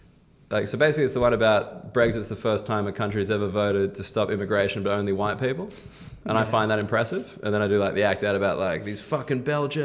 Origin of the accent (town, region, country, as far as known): Australia; moved away as an adult; now in United Kingdom